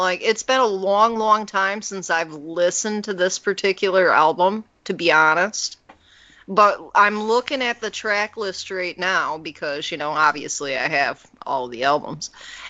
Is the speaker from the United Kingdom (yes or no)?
no; Canada; also born or lived in United States; I grew up in Canada a little bit when I was a kid. I went to school in Canada. I lived between both countries. I have family in both countries.